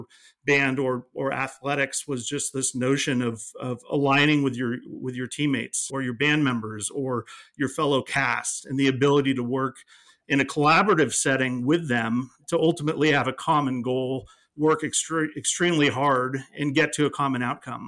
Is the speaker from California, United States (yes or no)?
yes; East Bay, California, United States; I grew up in the East Bay, went to public school at Occalani's High School, and then attended UC Berkeley